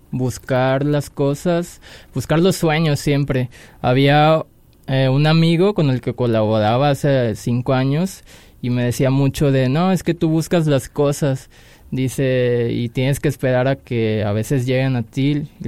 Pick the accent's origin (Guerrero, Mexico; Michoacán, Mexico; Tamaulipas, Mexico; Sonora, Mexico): Guerrero, Mexico; Acapulco; moved away; De Acapulco